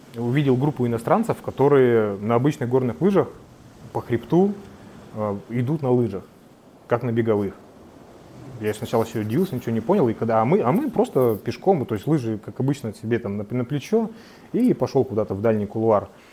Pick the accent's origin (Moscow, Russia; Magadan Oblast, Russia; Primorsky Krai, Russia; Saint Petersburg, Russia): Magadan Oblast, Russia; Sinegorye; Я родился и вырос в Синегории